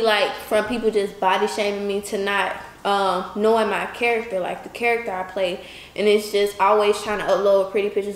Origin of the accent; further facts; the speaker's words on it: Alabama, United States; moved away; I'm from Alabama.